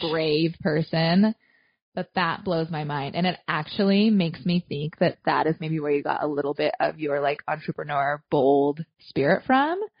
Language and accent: English; Southwest Montana, United States; moved away as an adult; now in central Nebraska, United States; I grew up in Southwest Montana. So I'm a Nebraska transplant.